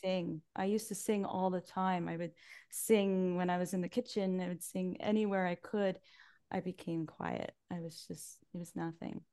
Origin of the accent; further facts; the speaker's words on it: Salisbury, New Brunswick, Canada; I grew up right here in Salisbury.